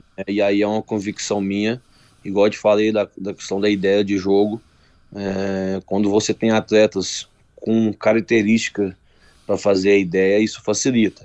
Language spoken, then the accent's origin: Portuguese; interior of Goiás, Brazil; now in Caxias do Sul, Brazil; sou de Goiás, interior de Goiás